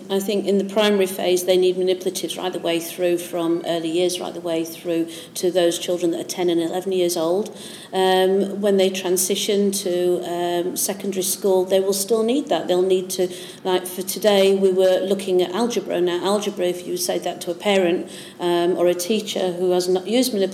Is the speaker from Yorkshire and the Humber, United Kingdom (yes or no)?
yes; Yorkshire and the Humber, United Kingdom; now in East Anglia, United Kingdom; Well, I'm from Yorkshire.